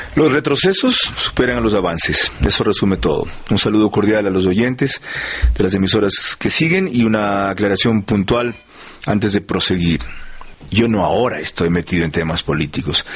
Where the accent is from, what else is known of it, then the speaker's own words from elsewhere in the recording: Manabí, Ecuador; en mi tierra, en Manaví